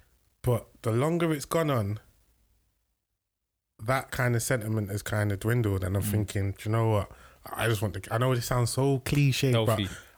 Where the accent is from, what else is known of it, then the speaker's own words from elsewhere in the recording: London, United Kingdom; growing up in South London